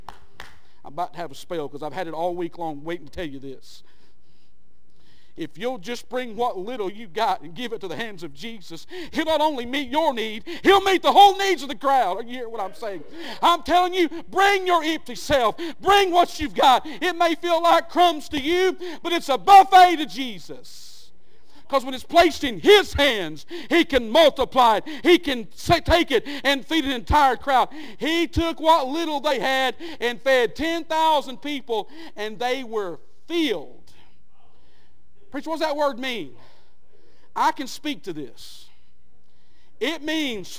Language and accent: English; Skitch Mountain, Georgia, United States; I grew up in Skitch Mountain.